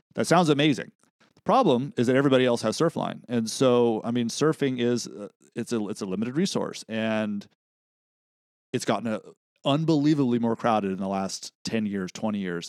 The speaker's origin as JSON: {"language": "English", "area": "Central Coast", "region": "California", "country": "United States", "tie": "born or raised there", "said": "we're growing up on the Central Coast"}